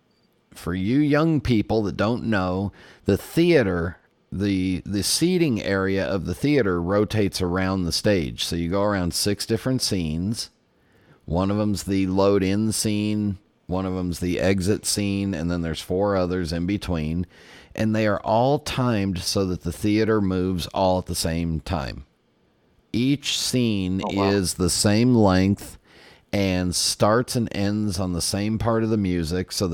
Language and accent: English; California, United States; growing up in California